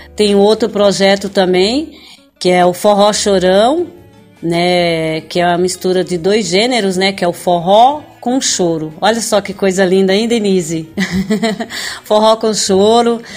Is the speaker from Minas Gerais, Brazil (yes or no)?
no; São Paulo, Brazil; Estou falando do Brasil, estado de São Paulo, cidade onde eu nasci.